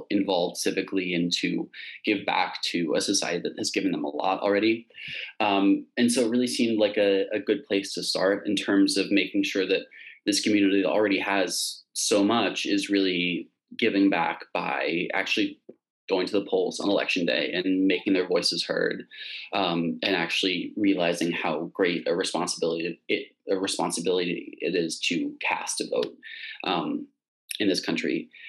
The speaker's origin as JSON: {"language": "English", "town": "New York City", "region": "New York", "country": "United States", "said": "I'm from New York City. I come from like a pretty politically engaged family, also a pretty split family politically. So I sort of grew up with a lot of ideological debates in my household."}